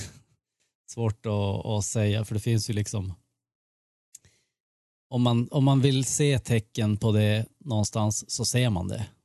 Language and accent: Swedish; Sweden; Ja, men jag är svensk.